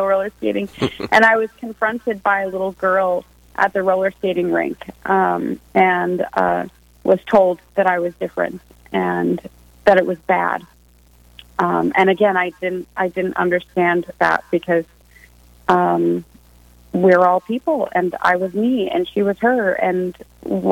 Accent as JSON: {"language": "English", "region": "Nebraska", "country": "United States", "moved": "as an adult", "lives_now": "Rapid City, United States", "said": "I'm originally from Nebraska"}